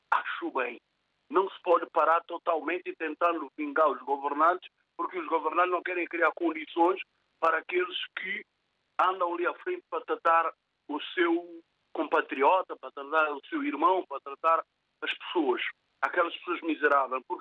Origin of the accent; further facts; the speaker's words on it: São Tomé, São Tomé & Príncipe; now in Portugal; eu nasci em São Tomé, criei em São Tomé, estou cá em Portugal.